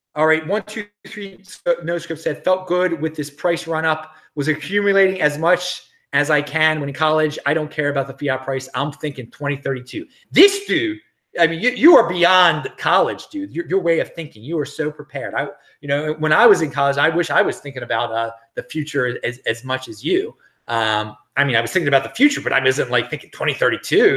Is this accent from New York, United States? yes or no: no; Baltimore, Maryland, United States; moved away as an adult; I am from Baltimore originally